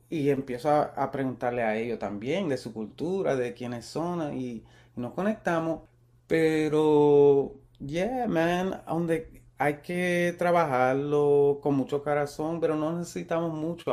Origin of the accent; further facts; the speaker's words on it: Puerto Rico; now in California, United States; yo soy boricua